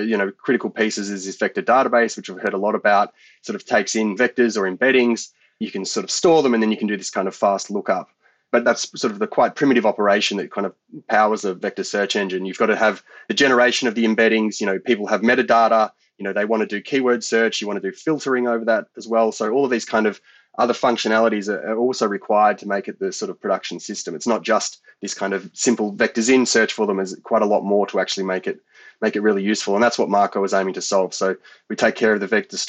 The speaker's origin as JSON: {"language": "English", "country": "Australia", "tie": "born or raised there", "said": "I was growing up in the Australian country"}